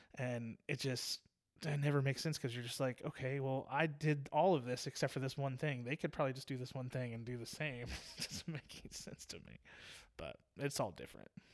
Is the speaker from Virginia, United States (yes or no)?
yes; Virginia Beach, Virginia, United States; moved away; I was born and raised in Virginia Beach